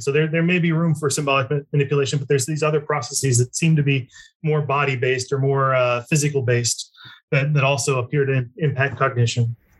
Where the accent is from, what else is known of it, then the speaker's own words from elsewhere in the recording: Lincoln, Nebraska, United States; I grew up in Lincoln, Nebraska